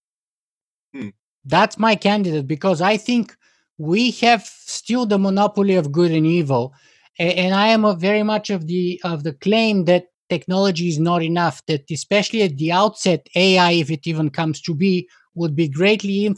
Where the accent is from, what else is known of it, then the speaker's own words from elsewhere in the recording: Bulgaria; I come from the Eastern Bloc, from Bulgaria